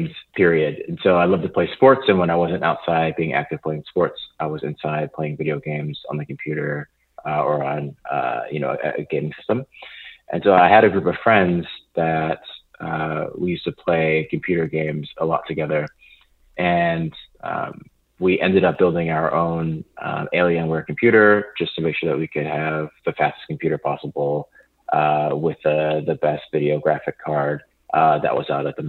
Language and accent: English; Flemington, New Jersey, United States; I grew up on the East Coast in New Jersey. I'm in a town about an hour north of Philadelphia, an hour 20 minutes southwest of New York City, called Flemington.